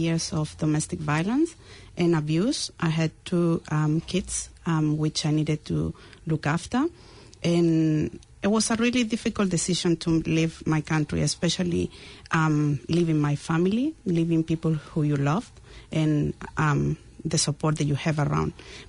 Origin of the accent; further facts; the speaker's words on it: Chile; English is a second language; moved away as an adult; now in New Zealand; I left Chile to another country where I had a few days to think about it, and I found the farthest country from Chile, and it was New Zealand.